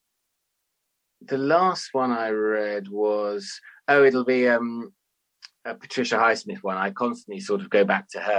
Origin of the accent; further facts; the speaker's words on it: London, United Kingdom; I grew up in North London in the 80s.